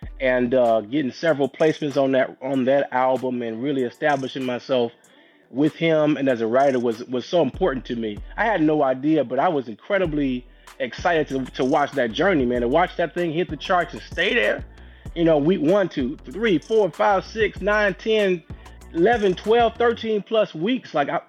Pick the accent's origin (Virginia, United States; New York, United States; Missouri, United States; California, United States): Missouri, United States; St. Louis; I grew up in St. Louis, Missouri. Shout out to St. Louis, the Midwest.